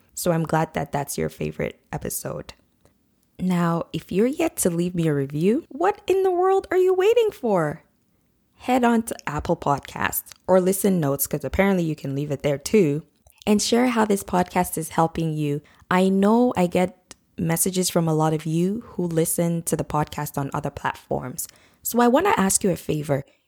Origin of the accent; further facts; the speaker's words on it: Nigeria; now in North America; I grew up in Nigeria and we use the British spelling for mum